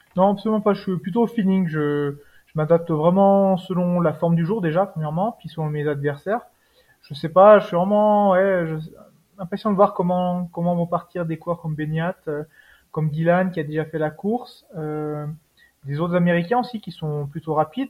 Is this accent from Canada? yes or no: no; Savoie, Auvergne-Rhône-Alpes, France; now in Haute-Savoie, France; Je suis originaire de Savoie, juste un petit peu à côté